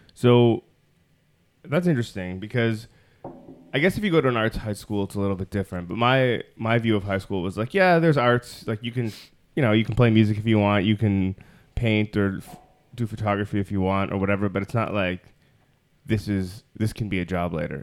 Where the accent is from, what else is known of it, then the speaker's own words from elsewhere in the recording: Toronto, Ontario, Canada; I grew up in Toronto